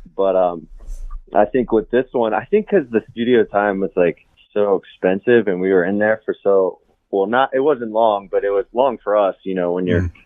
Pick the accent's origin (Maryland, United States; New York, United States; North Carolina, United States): Maryland, United States; Catonsville; I grew up in Catonsville